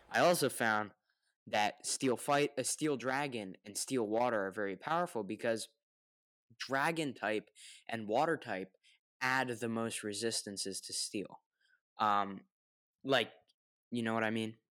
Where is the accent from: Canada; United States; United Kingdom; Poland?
United States; I'm the American that pronounces the word